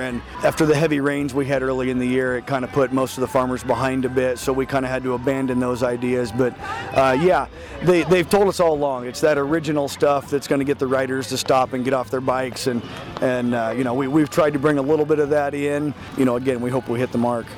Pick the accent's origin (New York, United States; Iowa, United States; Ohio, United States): Iowa, United States; Earlham; I grew up here. I love this town